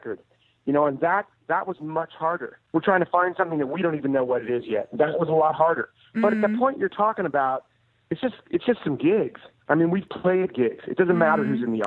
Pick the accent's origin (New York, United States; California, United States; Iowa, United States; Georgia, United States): California, United States; Oakland; I grew up in Oakland